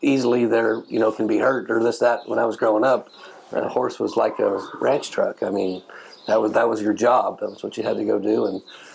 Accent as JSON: {"language": "English", "region": "Arizona", "country": "United States", "tie": "born or raised there", "moved": "as an adult", "said": "I was raised on a ranch there"}